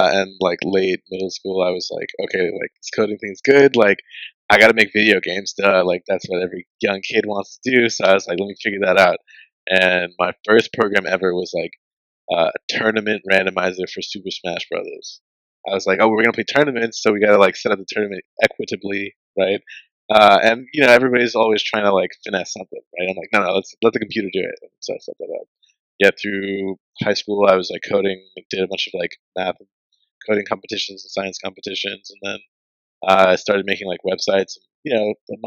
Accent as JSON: {"language": "English", "town": "Memphis", "region": "Tennessee", "country": "United States", "tie": "born or raised there", "also_born_or_lived": "Upper Marlboro, Maryland", "said": "when I was about 10, like 2001, I moved to Memphis, Tennessee, so I grew up here"}